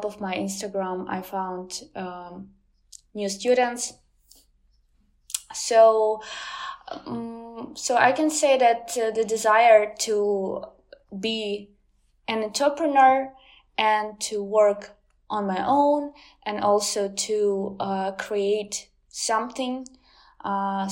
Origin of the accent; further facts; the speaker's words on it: southern Ukraine, Ukraine; first language Ukrainian; English is a second language; I'm from the south of Ukraine, and it is still partly occupied